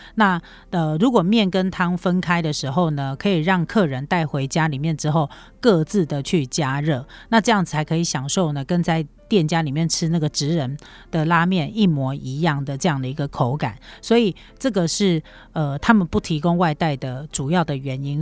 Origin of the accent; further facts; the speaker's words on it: Taiwan; 我们台湾人